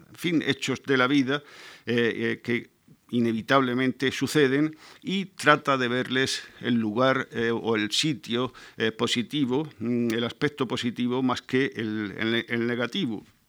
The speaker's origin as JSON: {"language": "Spanish", "town": "Murcia", "region": "Region of Murcia", "country": "Spain", "said": "soy eh, de una tierra en la, que, la, que, no llueve nunca, de Murcia"}